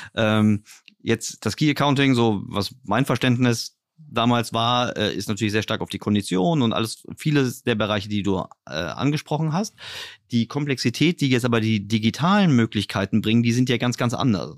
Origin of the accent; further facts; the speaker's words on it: Berlin, Germany; ich komme jetzt hier aus Berlin